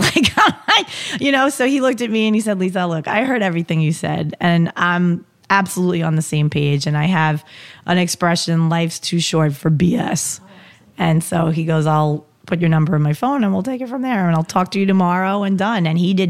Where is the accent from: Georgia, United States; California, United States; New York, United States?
New York, United States; And since we're from New York, we can be like the dude up the block I go watch the Yankee game with.